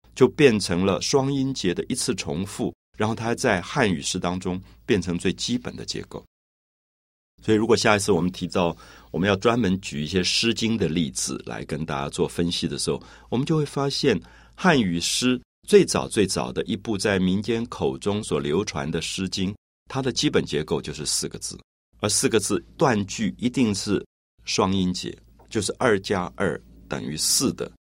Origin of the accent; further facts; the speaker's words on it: Taiwan; 我从小在台湾长大